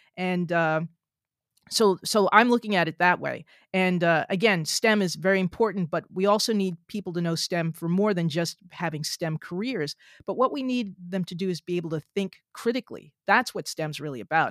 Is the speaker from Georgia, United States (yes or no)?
no; New Jersey, United States; I'm from New Jersey